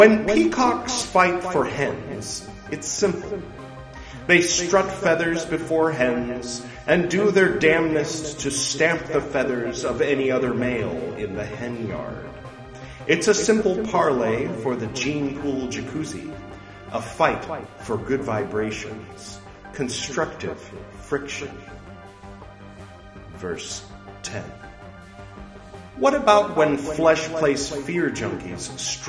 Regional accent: United States; I'm American

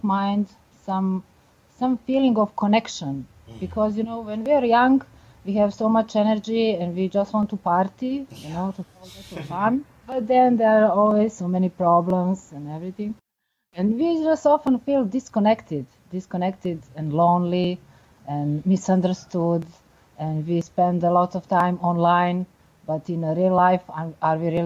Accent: Belgrade, Serbia; moved away as an adult; now in Amsterdam, Netherlands; I'm from Belgrade, Serbia, but I moved here recently to finish my book here

